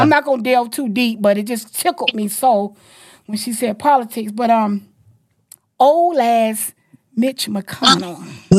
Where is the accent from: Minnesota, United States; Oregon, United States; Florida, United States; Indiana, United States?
Florida, United States; Jacksonville; I'm from Duval.